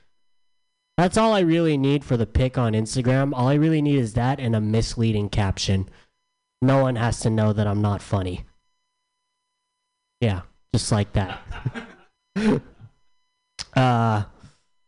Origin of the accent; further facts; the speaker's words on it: San Diego, California, United States; I'm from San Diego.